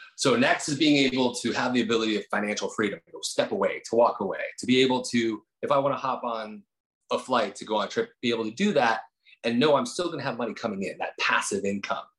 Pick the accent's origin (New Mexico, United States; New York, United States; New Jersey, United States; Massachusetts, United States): New Jersey, United States; moved away; also born or lived in Incline Village, Lake Tahoe, Nevada; I was from Jersey, so we kind of had that same kind of attitude.